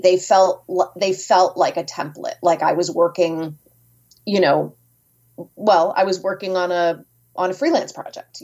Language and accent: English; Merrimack, New Hampshire, United States; now in Rhode Island, United States; I grew up in Merrimack, New Hampshire